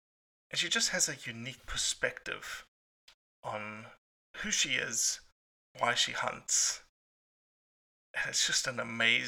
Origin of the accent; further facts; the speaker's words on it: South Africa; I use the fact that I'm South African.